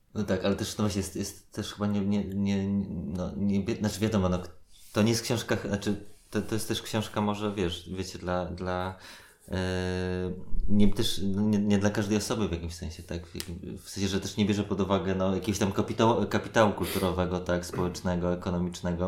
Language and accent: Polish; Warsaw, Masovian Voivodeship, Poland; ja się wychowywałem na Gocławiu